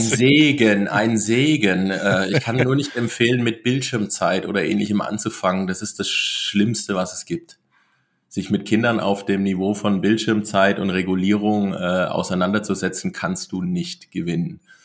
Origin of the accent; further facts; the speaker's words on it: between Giessen and Marburg, Hesse, Germany; moved away as an adult; also born or lived in Black Forest; in Hessen, äh, ein bisschen nördlich ähm, von, von Frankfurt, also so der zwischen Gießen und Marburg, äh, der Raum größtenteils